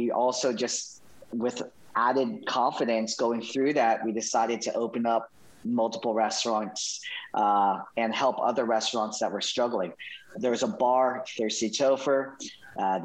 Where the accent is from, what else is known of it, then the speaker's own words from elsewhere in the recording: Winter Park, Florida, United States; I'm from Winter Park, from Orlando, Florida.